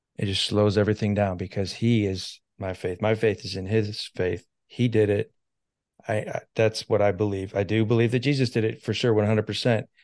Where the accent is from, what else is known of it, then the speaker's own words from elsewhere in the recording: United States; I'm an American